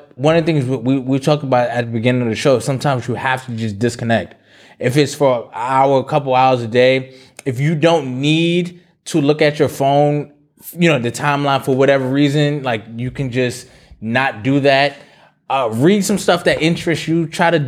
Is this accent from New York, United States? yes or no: yes; New York, United States; I'm Jamaican, or because I'm from New York, I don't want reparations because secretly I want to be something else.